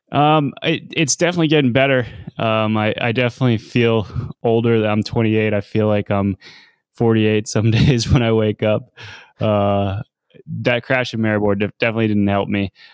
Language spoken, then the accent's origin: English; United States